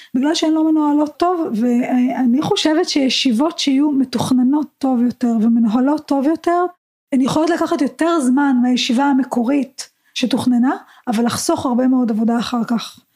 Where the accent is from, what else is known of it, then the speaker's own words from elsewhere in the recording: Israel; אנחנו כישראלים